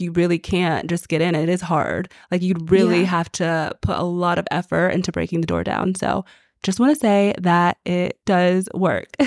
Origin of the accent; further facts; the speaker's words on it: Texas, United States; So I grew up in Texas and we literally say hi and smile at everyone